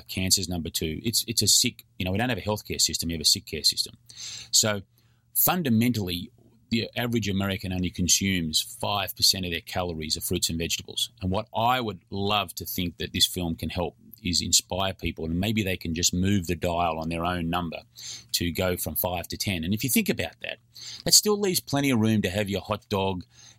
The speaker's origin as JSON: {"language": "English", "country": "Australia", "said": "I'm an Australian."}